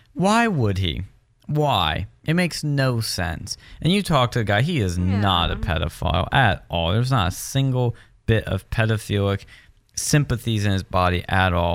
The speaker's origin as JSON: {"language": "English", "town": "West Chester", "region": "Pennsylvania", "country": "United States", "said": "I'm from Westchester, PA"}